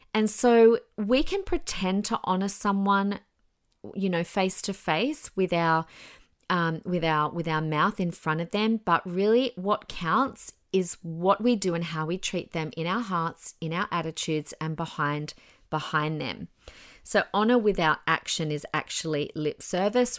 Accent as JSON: {"language": "English", "country": "Australia", "said": "I'm an Australian citizen"}